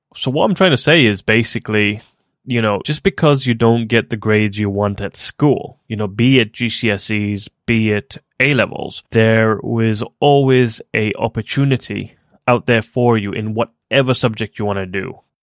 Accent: Kenya; moved away as an adult; also born or lived in South Africa; now in United Kingdom; I was born in Kenya and then moved to South Africa briefly and then came to the UK for university

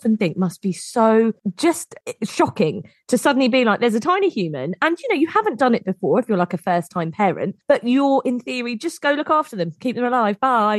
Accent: England, United Kingdom; We are but two English women

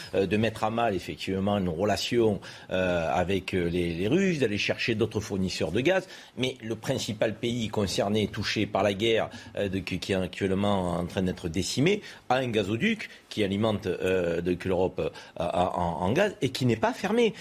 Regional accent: France; nous, en tant que Français

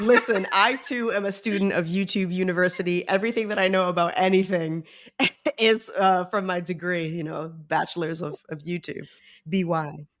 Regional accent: New York, United States; I'm from New York

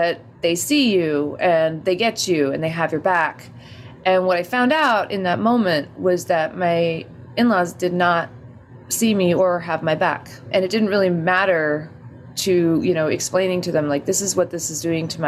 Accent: Albuquerque, New Mexico, United States; now in New York, United States; I was born and raised here in Albuquerque, New Mexico.

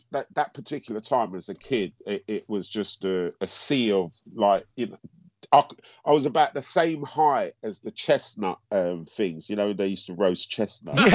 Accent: Antigua & Barbuda; Because we're both from Antigua.

